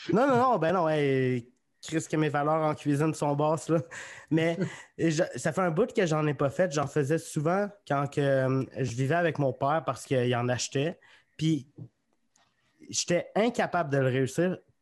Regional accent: Magog, Quebec, Canada; now in Sherbrooke, Canada; je viens de Magog

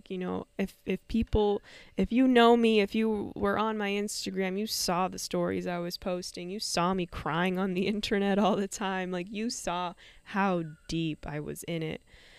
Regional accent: Canada; I was raised in Canada and all in peace.

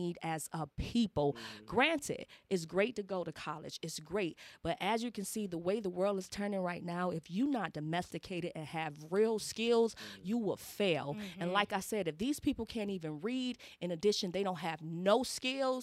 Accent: Savannah, Georgia, United States; I'm from the South, and Savannah has changed.

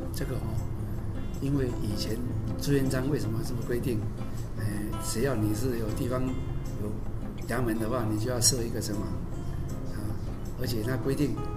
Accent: Taipei, Taiwan; 我们是住在城隍庙旁边，哦，在隔壁条路，哦，它有三街，对，隔壁就是园林街，那我们小时候都在那边玩

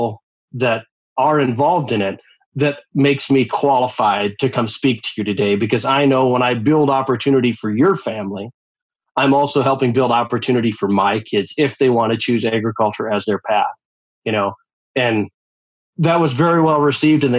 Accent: Eastern South Dakota, United States; I grew up in Eastern South Dakota and I'm the sixth of nine kids

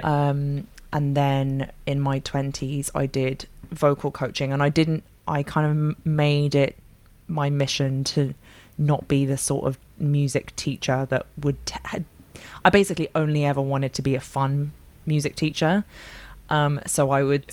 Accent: London, United Kingdom; moved away as an adult; now in Bath, United Kingdom; I'm from London, but I now live in Bath. I moved down here about three and a half years ago

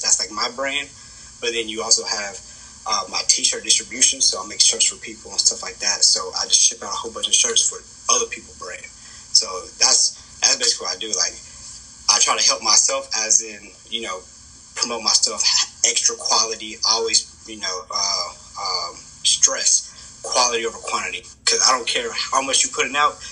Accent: Kansas City, Kansas, United States; I come from Wyandotte County, right, Kansas City, Kansas.

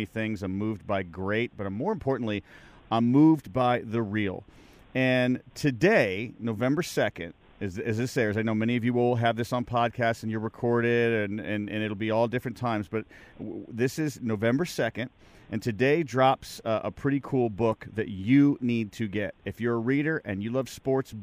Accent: Chicago, Illinois, United States; I'm from Chicago

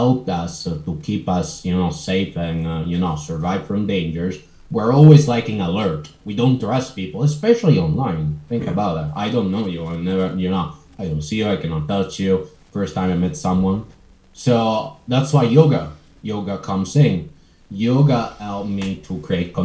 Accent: Italy; I'm from Italy.

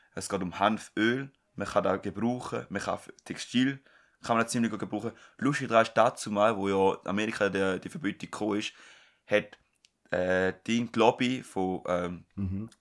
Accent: Switzerland; bei uns in der Schweiz

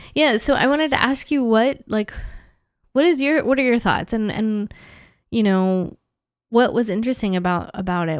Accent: United States; moved away as an adult; now in Canada; as an American here in Canada

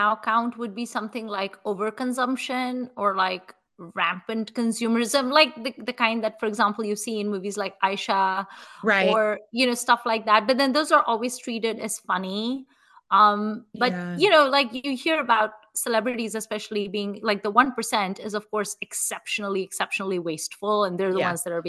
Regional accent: Mumbai, Maharashtra, India; moved away; also born or lived in Atlanta / Chicago; I'm from Mumbai.

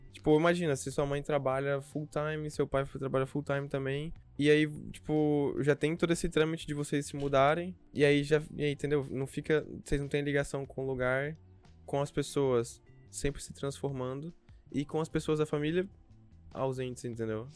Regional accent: interior of Espírito Santo, Brazil; now in São Paulo, Brazil; do interior do Espírito Santo, de onde eu vim

